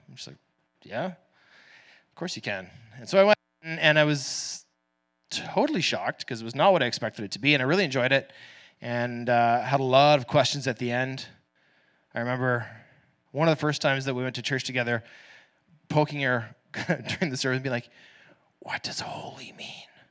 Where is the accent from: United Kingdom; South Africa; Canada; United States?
Canada; first language English; I'm born into a middle-class Canadian family